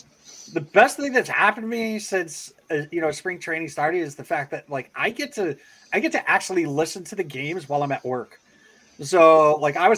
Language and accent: English; Connecticut, United States; I grew up in Connecticut, so like my team when I was younger were the Hartford Whalers